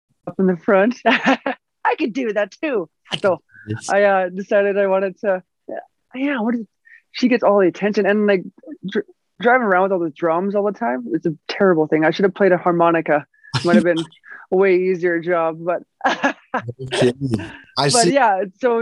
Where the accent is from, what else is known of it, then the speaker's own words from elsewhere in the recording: Fort McMurray, Alberta, Canada; moved away; also born or lived in North Battleford, Saskatchewan / Los Angeles / Calgary; I was born in North Battleford, Saskatchewan. Grew up in a little town called Fort McMurray